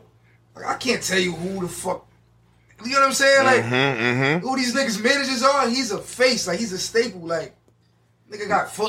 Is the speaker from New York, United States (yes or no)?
yes; New York City, New York, United States; I'm from Brooklyn.